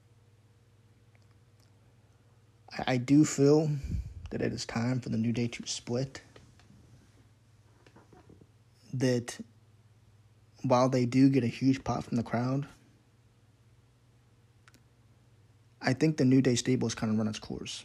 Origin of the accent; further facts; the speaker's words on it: Pittsburgh, Pennsylvania, United States; I'm from Pittsburgh myself